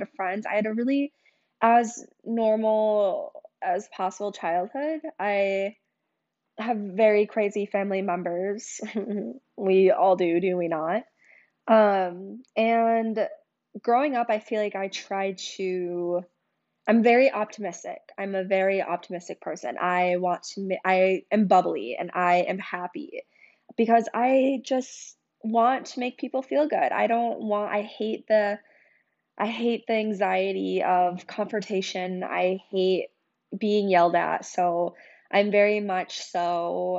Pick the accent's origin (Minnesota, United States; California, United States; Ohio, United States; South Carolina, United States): Minnesota, United States; St. Paul; now in Minneapolis, United States; I grew up in St. Paul, Minnesota